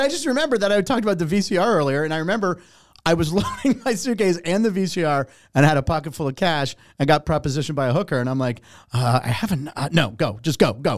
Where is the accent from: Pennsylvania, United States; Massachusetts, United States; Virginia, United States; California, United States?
Pennsylvania, United States; Pittsburgh; moved away; also born or lived in Los Angeles; I was born in Pittsburgh, came to L